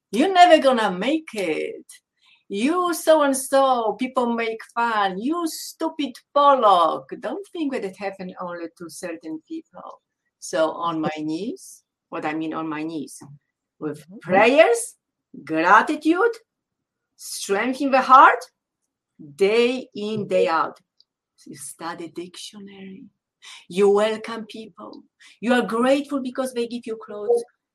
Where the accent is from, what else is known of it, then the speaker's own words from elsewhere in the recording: Poland; English is a second language; moved away as an adult; growing up in Poland, I was selected very young in my life to be so-called athlete nerd